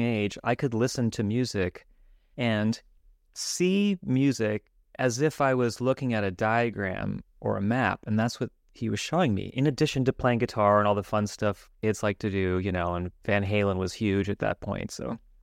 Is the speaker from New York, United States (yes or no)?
no; Los Angeles, California, United States; since I grew up in Los Angeles. I grew up in Hollywood